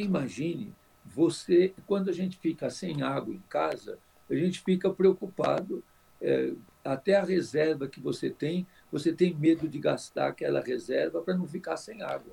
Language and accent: Portuguese; São Paulo, Brazil; also born or lived in Araraquara / Bragança Paulista; eu sou nascido aqui em São Paulo, em 1948, tenho 72 anos, prestes a fazer 73 agora em dezembro